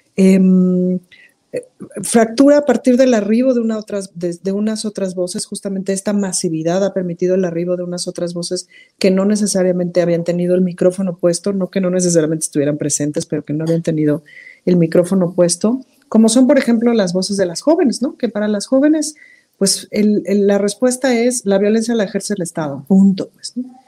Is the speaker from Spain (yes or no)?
no; Mexico; soy mexicana